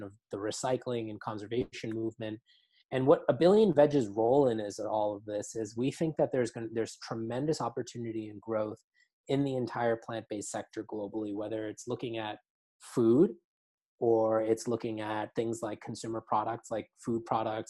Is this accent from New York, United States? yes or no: yes; New York City, New York, United States; I grew up in New York City.